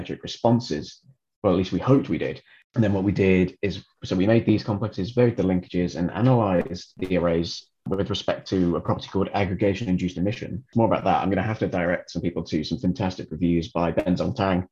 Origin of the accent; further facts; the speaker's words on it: England, United Kingdom; moved away as an adult; also born or lived in Dublin, Ireland; now in Amsterdam, Netherlands; being English, I did my undergraduate degree at the University of Hull